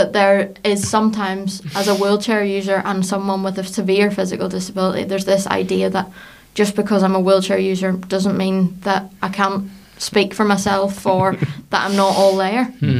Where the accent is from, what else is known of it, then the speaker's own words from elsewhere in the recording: Larne, Northern Ireland, United Kingdom; I'm a woman from Larne